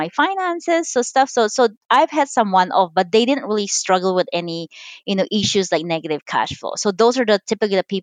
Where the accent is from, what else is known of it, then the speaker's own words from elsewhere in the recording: Philippines; now in United States; I'm Chinese. I was born and raised in the Philippines.